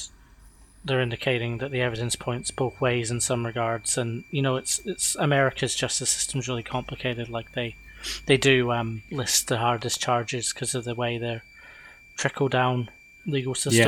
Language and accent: English; Scotland, United Kingdom; we're Scottish and we're similar ages to people like Scott